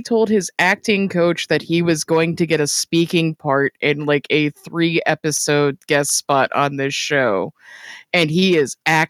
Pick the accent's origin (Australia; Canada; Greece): Canada; I'm Canadian.